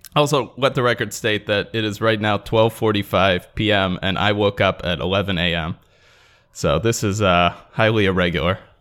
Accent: Washington, District of Columbia, United States; accent: Washington, D.C.; my normal Washington, D C accent

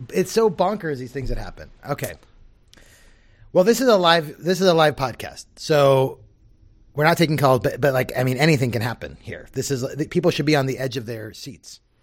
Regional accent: Southern California, United States; I grew up in Southern California.

